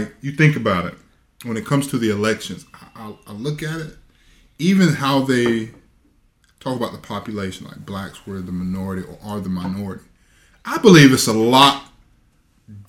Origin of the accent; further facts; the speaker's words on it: the South, United States; when you grew up in the South